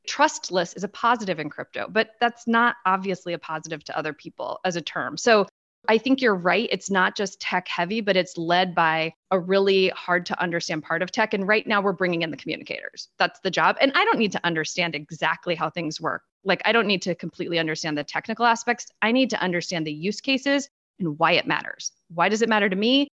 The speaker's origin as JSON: {"language": "English", "town": "Washington", "region": "District of Columbia", "country": "United States", "tie": "born or raised there", "said": "I am talking to you literally from half a mile from the White House. So, quintessential Beltway insider for better or worse. this is my hometown"}